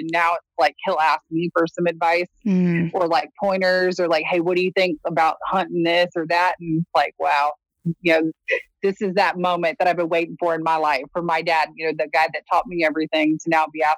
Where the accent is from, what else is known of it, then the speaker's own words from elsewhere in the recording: Texas, United States; I was born and raised in Texas